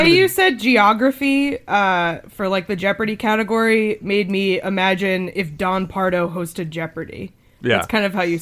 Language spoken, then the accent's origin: English; near Storyland, New Hampshire, United States; moved away; also born or lived in New York; I grew up near Storyland.